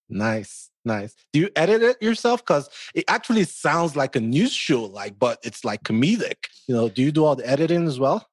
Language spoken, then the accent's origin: English; Nigeria; accent: Nigerian; moved away; growing up in Nigeria